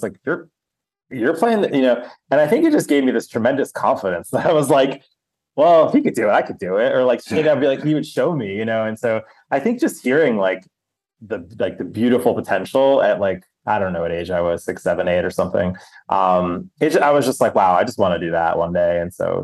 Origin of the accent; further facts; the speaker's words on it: outside New York City, New Jersey, United States; And New Jersey, so like outside the city.